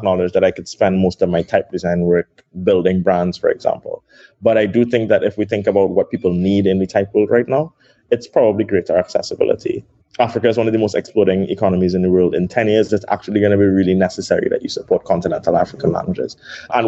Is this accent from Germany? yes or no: no; Trinidad & Tobago; also born or lived in Brooklyn, New York; I was born in Trinidad. I grew up with my dad alone